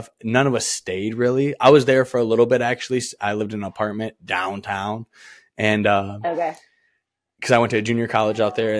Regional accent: Michigan, United States; moved away; also born or lived in Maui; I'm from Michigan

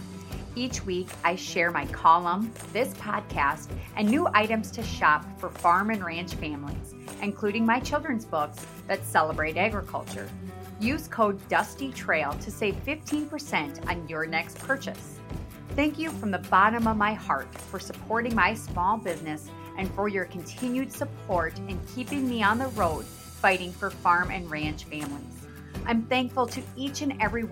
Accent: Mitchell, South Dakota, United States; Mitchell, South Dakota, every August, my hometown

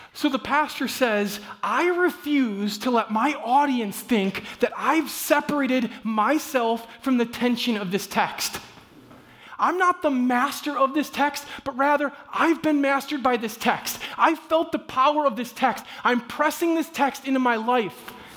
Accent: Midwest, United States; I'm from the Midwest

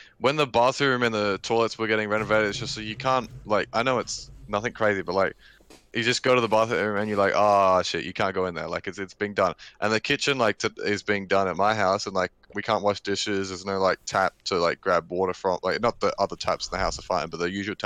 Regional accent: Australia; I was born in Australia

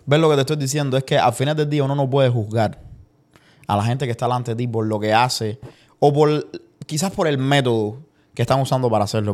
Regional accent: Cuba; moved away; yo de Cuba, desde que me fui de Cuba

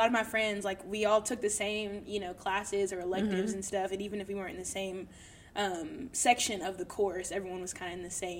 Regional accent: the South, United States; I was born and raised in the Baptist church in the South.

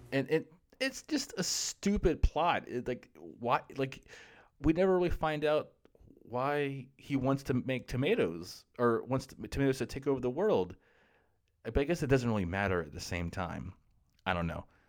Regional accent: Florida, United States; so I grew up in Florida, and where I live, where I grew up in Florida

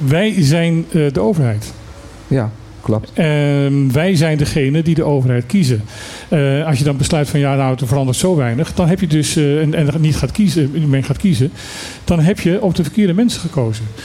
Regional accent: Netherlands; We zijn Nederlanders, hè, dus heel hardleers.

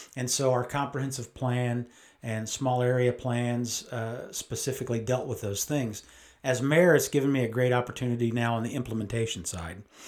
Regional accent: United States; born or raised there; also born or lived in Great Falls, Montana

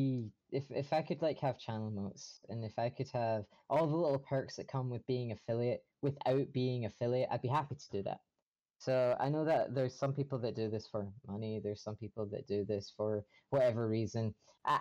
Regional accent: Scotland, United Kingdom; I'm from Scotland

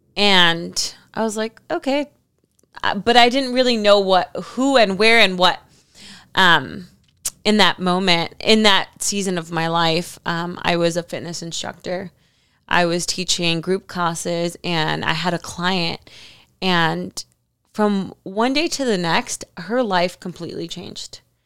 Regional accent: Miami, Florida, United States; moved away as an adult; now in California, United States; I was living in Miami. I'm from Miami

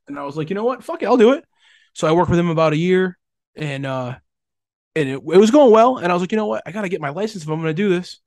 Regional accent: Rhode Island, United States; I am from Rhode

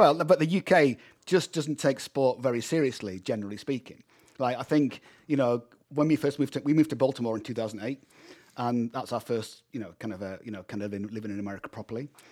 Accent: United Kingdom; now in United States; I'm a Brit

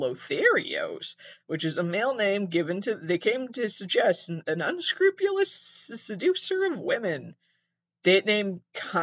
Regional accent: Massachusetts, United States; I'm from Massachusetts

